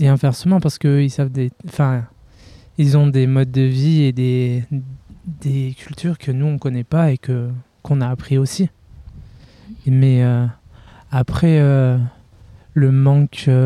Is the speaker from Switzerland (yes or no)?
no; France; je suis de Vorep